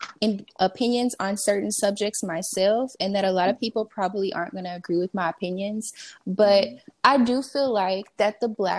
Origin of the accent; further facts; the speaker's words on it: Dallas, Texas, United States; I'm from Dallas